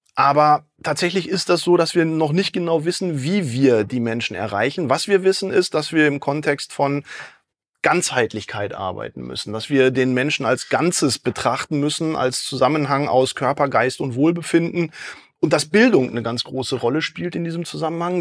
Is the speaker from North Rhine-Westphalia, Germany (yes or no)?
yes; Dortmund, North Rhine-Westphalia, Germany; ich komme aus Dortmund